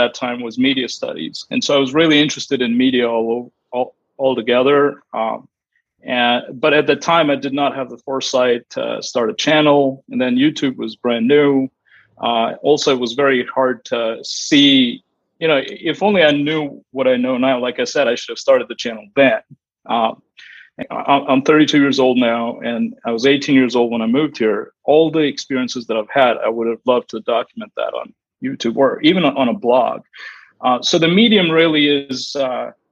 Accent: India; moved away as an adult; now in United States; I moved here from India when I was 18 years old

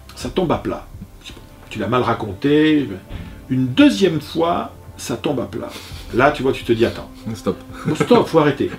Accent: Bordeaux, Nouvelle-Aquitaine, France; je suis bordelais

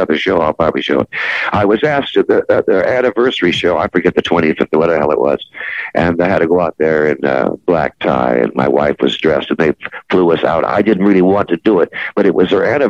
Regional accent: Jackson, Michigan, United States; moved away; also born or lived in Canton, Ohio / Cleveland, Ohio / Buffalo, New York / Detroit, Michigan; I was born in Canton, Ohio, and I was raised in Jackson, Michigan

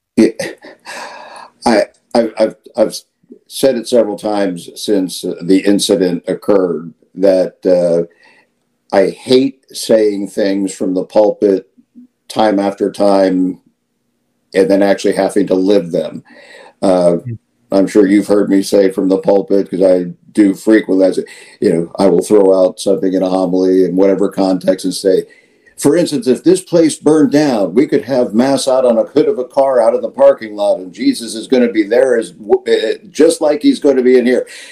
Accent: Midwest, United States; moved away as an adult; now in Florida, United States; I was born in the Midwest, I uh, right after high school, I served uh, on active duty in the Marine Corps

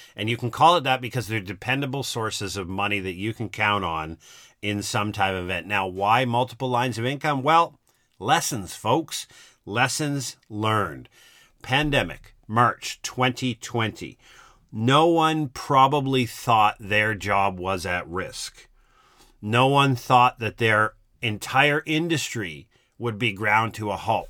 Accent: East Coast of Canada, Canada; I grew up in the East Coast of Canada

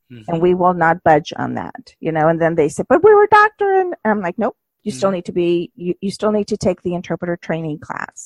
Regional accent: United States; also born or lived in Mexico; I was raised in the United States

